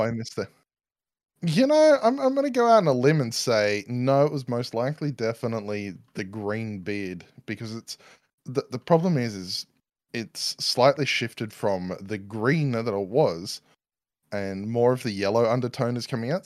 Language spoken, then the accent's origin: English; Australia; accent: Newsreader Australian; moved away; also born or lived in New Zealand; Newsreader Australian, apparently, is my accent